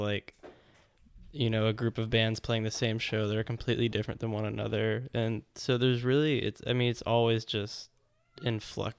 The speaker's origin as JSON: {"language": "English", "town": "Houston", "region": "Texas", "country": "United States", "said": "we're from Houston"}